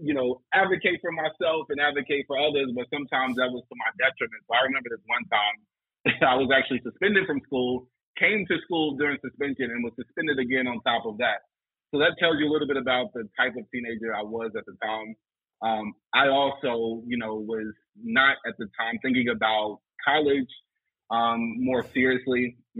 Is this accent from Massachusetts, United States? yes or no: no; Greensboro, North Carolina, United States; I'm originally from Greensboro, North Carolina, you know, went through the Guilford County Schools District